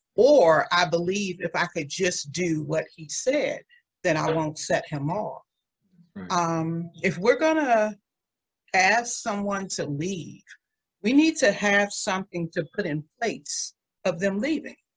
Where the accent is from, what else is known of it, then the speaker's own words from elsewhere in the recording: Washington, District of Columbia, United States; also born or lived in Waldorf, Maryland; now in Prince George's County, United States; I grew up in the DMV in some of the most economically depressed neighborhoods in Washington, D.C.